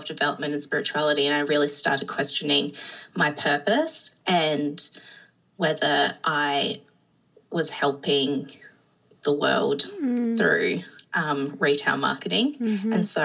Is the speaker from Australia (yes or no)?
yes; Adelaide, South Australia, Australia; moved away as an adult; I am from South Australia, so Adelaide in Australia. And so I'm an only child. So I grew up on the coast with my parents and some pets.